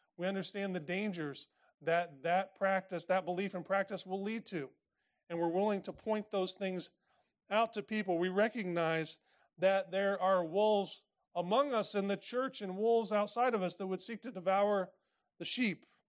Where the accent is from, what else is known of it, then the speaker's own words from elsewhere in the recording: Indiana, United States; I grew up in Indiana